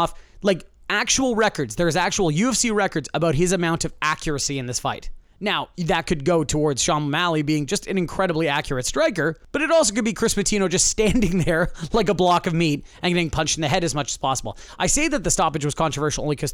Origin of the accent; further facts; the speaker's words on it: Canada; I am Canadian.